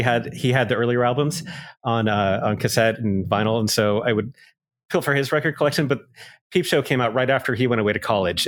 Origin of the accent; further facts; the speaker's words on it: California, United States; a young 16-year-old kid who growing up in California